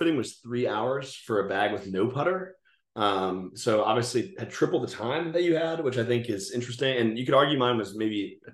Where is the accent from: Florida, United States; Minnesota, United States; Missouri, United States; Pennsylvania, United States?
Pennsylvania, United States; near Philadelphia; moved away as an adult; now in Charlotte, United States; near where I grew up in Pennsylvania